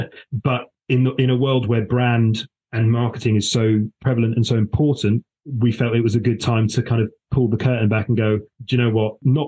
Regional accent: Gibraltar; I'm like, oh, by the way, I'm from Gibraltar, it's lovely, you should visit.

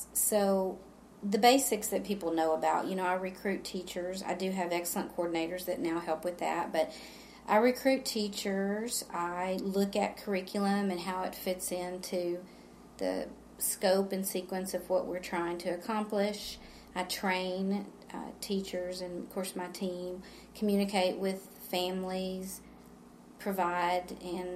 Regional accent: San Angelo, Texas, United States; moved away as an adult; I grew up in San Angelo, but I never attended church at Johnson Street until 2004. We moved back to San Angelo

